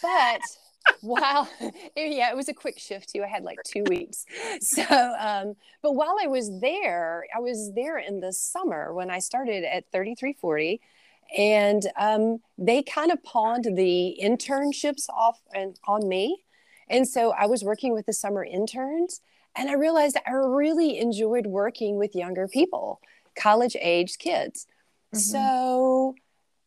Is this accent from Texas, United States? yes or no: no; Jasper, Alabama, United States; moved away as an adult; also born or lived in Tuscaloosa, Alabama; now in Mississippi, United States; I'm actually from Jasper, Alabama, which is about an hour from Tuscaloosa.